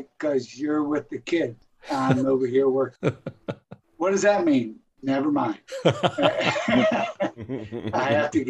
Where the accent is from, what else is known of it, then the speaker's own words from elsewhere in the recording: Texas, United States; I'm a Texan.